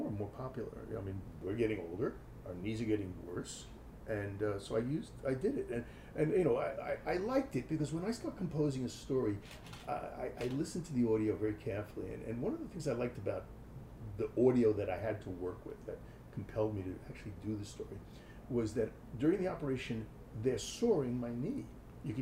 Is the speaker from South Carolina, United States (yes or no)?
no; New York City, New York, United States; accent: New York; moved away; also born or lived in Madison, Wisconsin / Washington, D.C.; I'm from Brooklyn